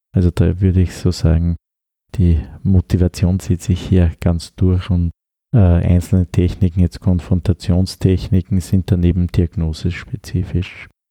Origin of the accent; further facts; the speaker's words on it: Upper Austria, Austria; accent: Upper Austrian dialect; moved away as an adult; now in Vienna, Austria; Als Oberösterreicher habe ich auch meine Dialekte